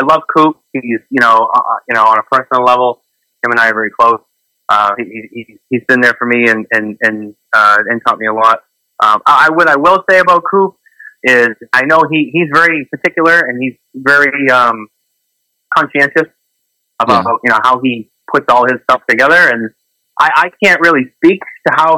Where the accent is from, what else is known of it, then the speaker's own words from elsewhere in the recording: Boston, Massachusetts, United States; I'm not from New York. I'm from Boston